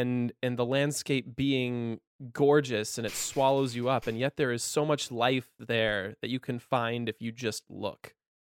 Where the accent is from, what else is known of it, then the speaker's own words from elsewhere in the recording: Napa Valley, California, United States; I grew up in Napa Valley, and when people hear that, they're like, oh, it was probably so gorgeous.